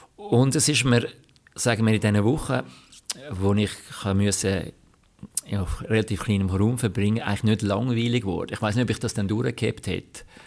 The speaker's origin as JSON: {"language": "German", "country": "Switzerland", "said": "ich als Schweizer"}